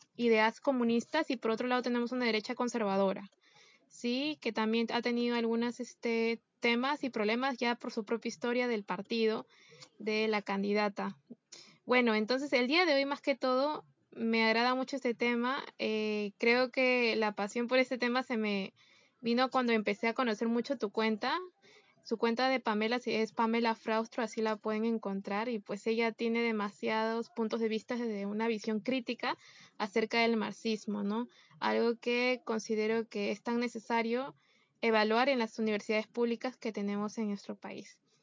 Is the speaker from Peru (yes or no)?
yes; Peru